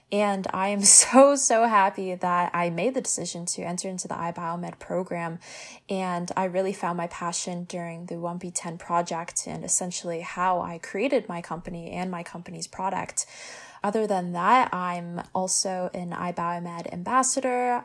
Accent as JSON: {"language": "English", "town": "Hamilton", "region": "Ontario", "country": "Canada", "tie": "born or raised there", "said": "I am born and raised in Hamilton"}